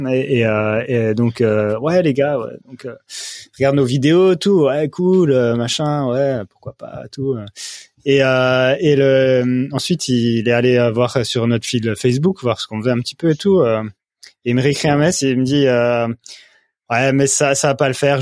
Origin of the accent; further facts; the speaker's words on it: France; on est français